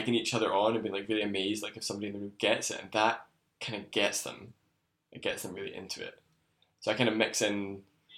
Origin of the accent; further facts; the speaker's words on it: Scotland, United Kingdom; I was back in Scotland